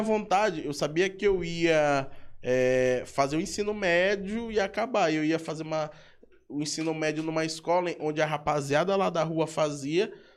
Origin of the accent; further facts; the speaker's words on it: São Luís, Maranhão, Brazil; eu vim de São Francisco, salve pra galera de São Francisco. Então, São Francisco, no, no, quando, quando eu era guri, eu convivia com isso